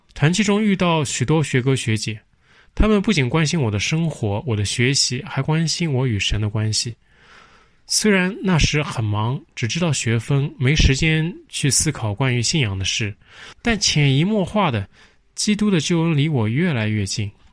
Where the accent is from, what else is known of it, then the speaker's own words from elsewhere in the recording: China; 作为中国人